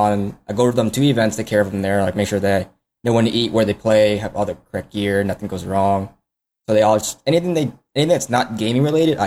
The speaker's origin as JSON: {"language": "English", "town": "Houston", "region": "Texas", "country": "United States", "said": "Yeah, I'm from Houston."}